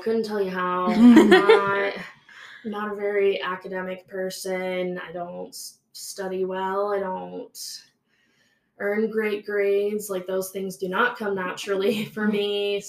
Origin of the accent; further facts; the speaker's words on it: Maryland, United States; now in Utah, United States; Yeah, so I'm from Maryland.